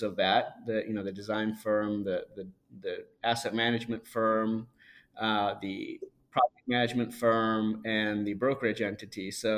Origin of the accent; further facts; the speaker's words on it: near Detroit, Michigan, United States; also born or lived in India; So, you know, I grew up in Michigan. I was born in India, grew up in Michigan, and near Detroit, Motown.